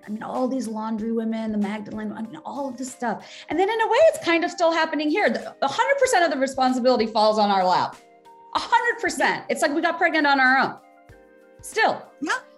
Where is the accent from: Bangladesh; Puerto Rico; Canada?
Bangladesh; now in United States; growing up in Bangladesh